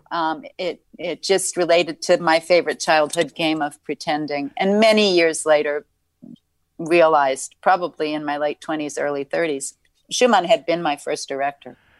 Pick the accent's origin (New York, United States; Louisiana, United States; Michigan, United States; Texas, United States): New York, United States; I was born in Manhattan